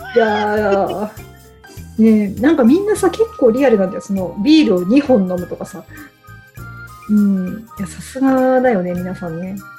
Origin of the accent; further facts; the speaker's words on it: Nagano, Japan; moved away; 地元の長野